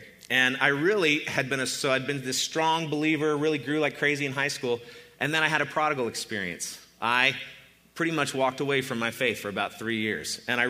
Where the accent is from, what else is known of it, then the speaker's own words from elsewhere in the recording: Boulder, Colorado, United States; born there; I was born in Boulder, Colorado, and I'm the youngest of four children